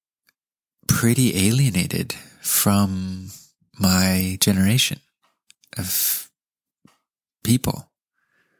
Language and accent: English; California, United States; we grew up in California too